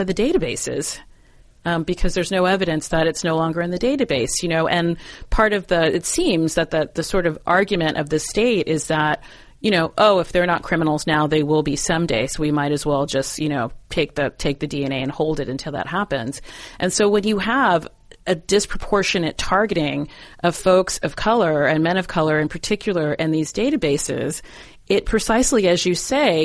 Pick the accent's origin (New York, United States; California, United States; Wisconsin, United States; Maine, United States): California, United States; San Diego; moved away; my hometown of San Diego